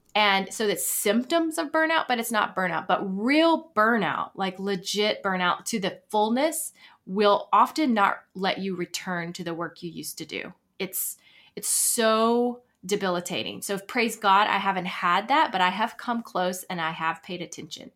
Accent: Florida, United States; moved away as an adult; also born or lived in Virginia / Atlanta / New York City; now in Nashville, United States; I was born in Florida and lived there most of my life, my, my adolescence until eighteen

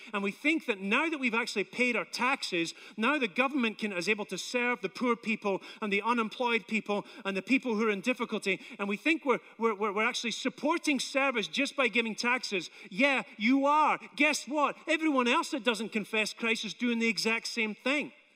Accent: Scotland, United Kingdom; now in United States; I'm Scottish

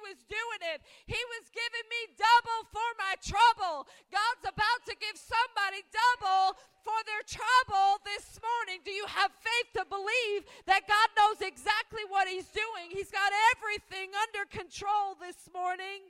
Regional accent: Albany, New York, United States; moved away; I'm originally from Albany, New York

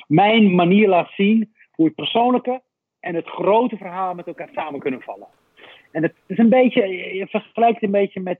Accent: Rif, Morocco; now in Netherlands; Ik was in mijn geboortestreek. Eh, dat is Noord-Marokko, de Rif, de hele grillige kust het dorpje waar ik vandaan kom

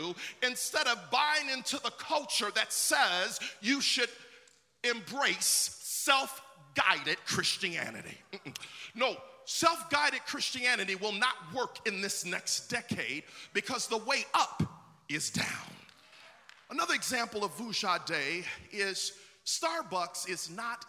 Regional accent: Buffalo, New York, United States; now in Orlando, United States; when I was growing up in Buffalo, New York

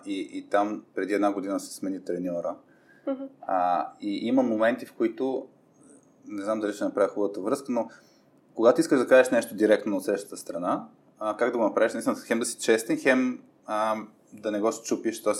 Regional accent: Burgas, Burgas Province, Bulgaria; moved away as an adult; now in Sofia, Bulgaria; аз съм роден в Бургас, израсъл съм в Бургас и, и чак на, на 18 дойдох в София.

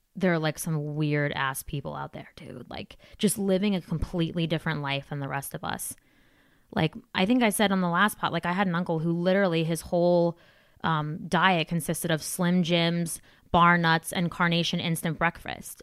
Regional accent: New Jersey, United States; I'm from Jersey

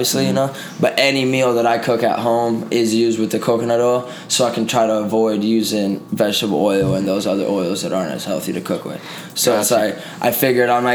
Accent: Puerto Rico; moved away as an adult; now in Las Vegas, United States; I was born in Puerto Rico originally, but I've been out here for 10 years, going on 11 years now

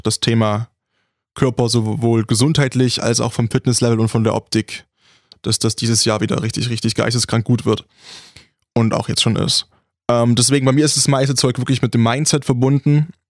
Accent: Saxony, Germany; accent: Ursächsisch; moved away; kommen wir aus Sachsen und ich bin der, der am saubersten redet

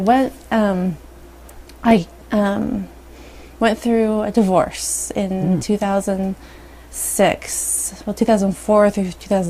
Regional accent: California, United States; moved away as an adult; now in Utah, United States; I grew up in Utah in California.

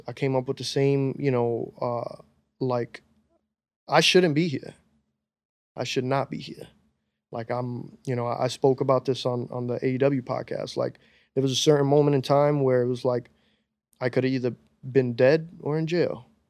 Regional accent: New York City, New York, United States; As a New Yorker, as a dude that grew up listening to hip hop

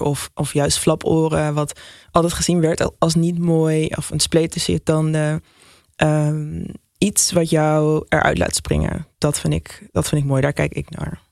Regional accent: Nijmegen, Gelderland, Netherlands; now in Amsterdam, Netherlands; ik ben opgegroeid in Nijmegen

